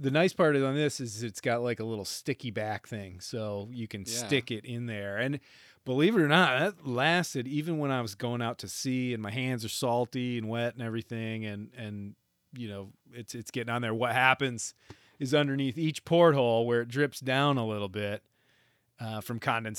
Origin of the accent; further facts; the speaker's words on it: Michigan, United States; I do remember growing up in Northern Michigan